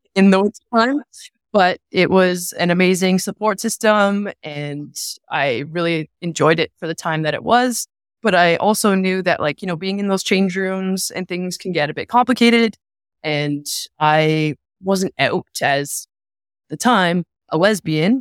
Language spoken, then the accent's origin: English; Sarnia, Ontario, Canada; moved away; I came from Sarnia. That's where I'm born and raised